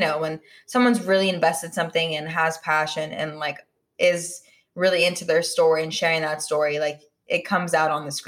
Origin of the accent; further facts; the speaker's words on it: California, United States; now in Los Angeles, United States; growing up in the Bay as well and then living here in LA, like, it's just like super cool because I can like, you know, it's like my home and then like my new home.